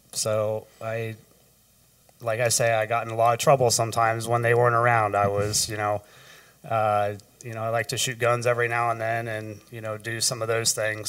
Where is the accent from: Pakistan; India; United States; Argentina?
United States; Rushville, Ohio; also born or lived in Columbus, Ohio; Grew up in Rushville, Ohio.